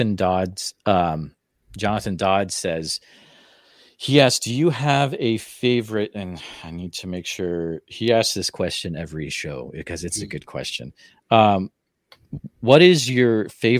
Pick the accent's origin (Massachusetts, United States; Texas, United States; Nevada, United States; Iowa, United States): Iowa, United States; West Des Moines / Van Meter; my hometown cryptid in West Des Moines, Van Meter, Iowa